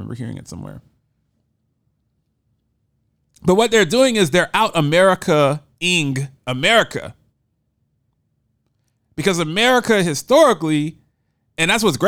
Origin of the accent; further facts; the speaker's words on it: Columbus, Ohio, United States; I grew up in Columbus, Ohio